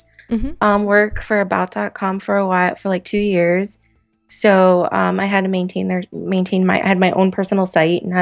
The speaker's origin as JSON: {"language": "English", "region": "Florida", "country": "United States", "tie": "born or raised there", "moved": "as an adult", "lives_now": "Boston, United States", "said": "grew up in a small Florida town and kind of moved around Florida a lot"}